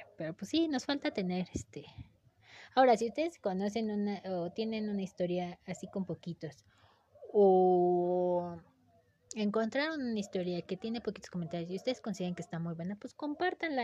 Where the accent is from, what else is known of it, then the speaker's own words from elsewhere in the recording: Mexico; el lenguaje que nosotros le damos tal vez como mexicanos